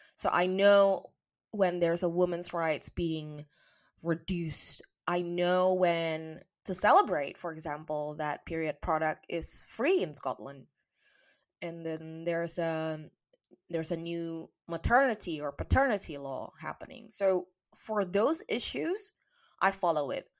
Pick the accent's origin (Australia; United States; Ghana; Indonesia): Indonesia; moved away as an adult; now in England; my home country, Indonesia. And I also remember just three years ago when I moved to England